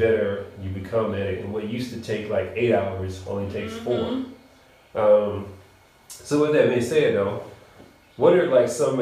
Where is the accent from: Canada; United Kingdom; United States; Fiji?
United States; Nashville, Tennessee; I'm from Nashville